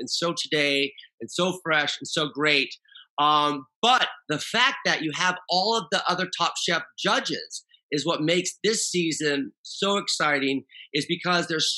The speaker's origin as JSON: {"language": "English", "region": "Oregon", "country": "United States", "moved": "yes", "lives_now": "San Diego, United States", "said": "I'm from Oregon"}